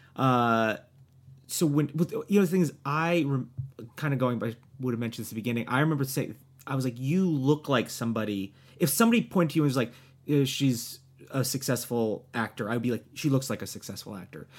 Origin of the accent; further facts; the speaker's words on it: New Jersey, United States; moved away; also born or lived in New York; from New Jersey.